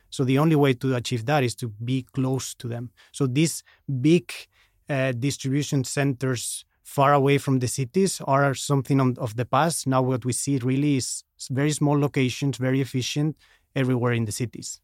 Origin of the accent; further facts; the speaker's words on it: Madrid, Community of Madrid, Spain; moved away as an adult; also born or lived in Chicago, United States / Nedre Vats, Norway; now in Oslo, Norway; I moved back to, to Madrid, where I'm from